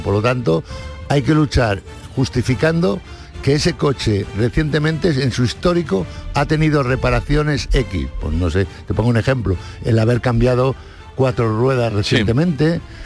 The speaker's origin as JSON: {"language": "Spanish", "town": "Madrid", "region": "Community of Madrid", "country": "Spain", "moved": "yes", "said": "la mayoría de mi familia vive allí, en Madrid, soy madrileño"}